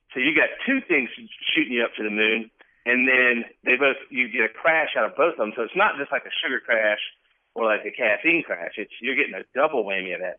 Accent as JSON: {"language": "English", "region": "Georgia", "country": "United States", "tie": "born or raised there", "moved": "as an adult", "lives_now": "Washington, United States", "said": "It's a it's a southern thing. Like I'm from Georgia, born and raised"}